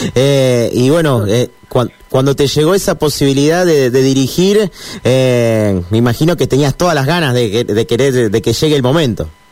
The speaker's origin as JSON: {"language": "Spanish", "region": "Santa Fe", "country": "Argentina", "said": "yo soy de Santa Fe"}